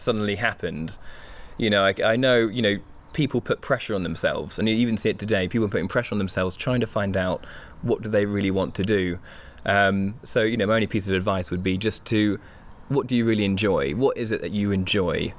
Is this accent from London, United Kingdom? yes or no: no; Hampshire, South East England, United Kingdom; as an only child growing up in the Hampshire countryside